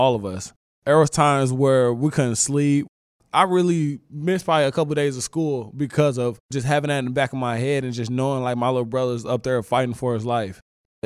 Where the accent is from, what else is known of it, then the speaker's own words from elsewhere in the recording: St. Louis, Missouri, United States; Growing up in St. Louis, Missouri, having like seven of us in the same house